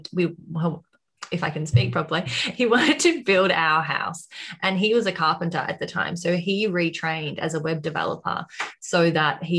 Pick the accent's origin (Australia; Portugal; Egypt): Australia; accent: Australian; I'm also in Australia, as you can probably tell by my accent by now